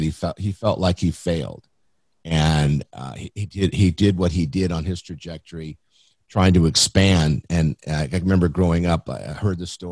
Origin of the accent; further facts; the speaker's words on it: San Diego, California, United States; I grew up in Mount Helix in San Diego. Been here my whole life, actually. I'm a native